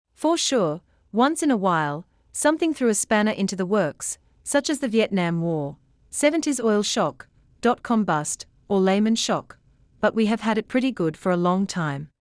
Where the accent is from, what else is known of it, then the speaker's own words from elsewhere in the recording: Canada; I am Canadian